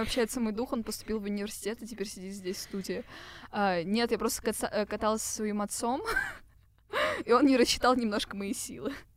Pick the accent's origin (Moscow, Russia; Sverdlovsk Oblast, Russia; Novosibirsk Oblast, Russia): Moscow, Russia; Мы, типичные москвичи 20 плюс